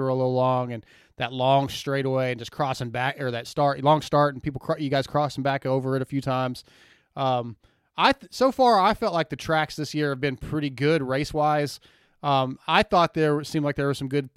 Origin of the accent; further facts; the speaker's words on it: San Diego, California, United States; moved away; I was born in San Diego